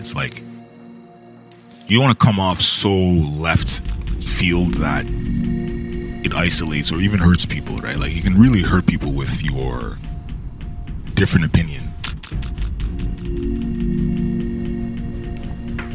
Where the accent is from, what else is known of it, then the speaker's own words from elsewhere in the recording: Canada; I'm Canadian